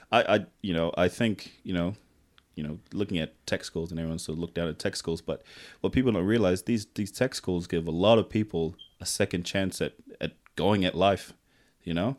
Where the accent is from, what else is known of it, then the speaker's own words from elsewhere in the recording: Tonga; moved away; also born or lived in Fiji; I grew up in Tonga